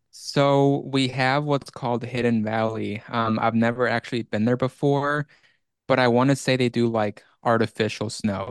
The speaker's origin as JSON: {"language": "English", "country": "Iceland", "moved": "yes", "said": "it's been about seventeen years since I lived there"}